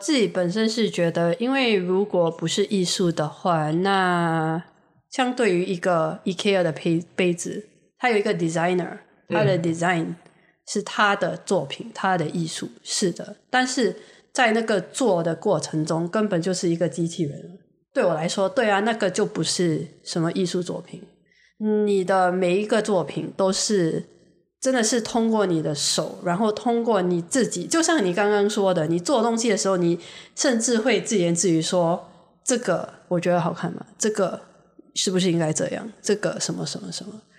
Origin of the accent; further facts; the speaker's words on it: Singapore; 我就觉得身为一个新加坡人，新加坡人，我可以告诉你，我们是非常实际的一个一群人